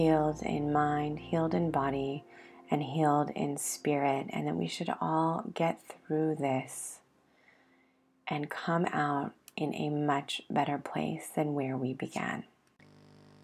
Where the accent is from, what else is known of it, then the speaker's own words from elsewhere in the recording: United States; now in Israel; as an American immigrant living in Israel